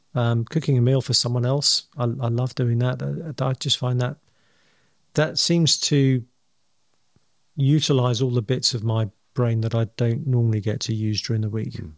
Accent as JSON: {"language": "English", "region": "England", "country": "United Kingdom", "said": "I'm English"}